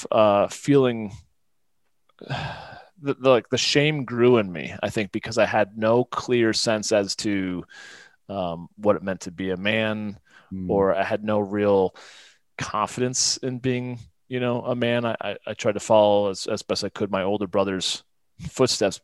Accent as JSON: {"language": "English", "region": "Midwest", "country": "United States", "tie": "born or raised there", "also_born_or_lived": "Florida / Northeast US", "moved": "yes", "lives_now": "Colorado, United States", "said": "we moved when I was like eight or nine to the Midwest, which is primarily where I lived the majority of my life. But I definitely, of course, it definitely shaped me in many regards. But I kind of grew up having a traditional, you know, blue collar, Midwestern, you know, childhood"}